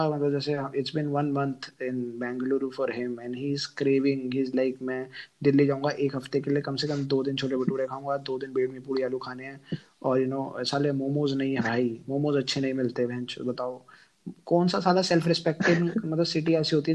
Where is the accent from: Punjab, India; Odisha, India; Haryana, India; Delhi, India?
Delhi, India; मैं दिल्ली से हूँ वो यूनियन टेरिटरी है वहाँ पे दारू आती है सस्ती